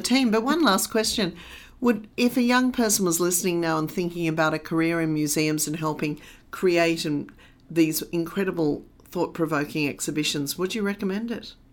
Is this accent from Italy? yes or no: no; London, United Kingdom; also born or lived in Australia; now in Sydney, Australia; I was born in Australia, I also grew up in London